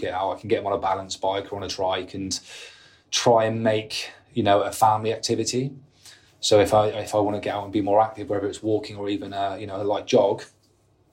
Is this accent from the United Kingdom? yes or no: yes; United Kingdom; being British, we drink and we want to go out and socialise